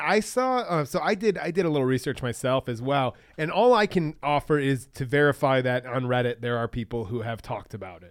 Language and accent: English; Michigan, United States; we're all from Michigan here